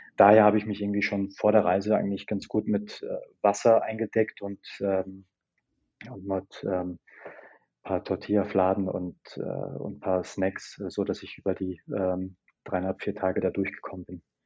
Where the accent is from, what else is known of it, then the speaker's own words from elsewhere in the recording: Germany; aus Deutschland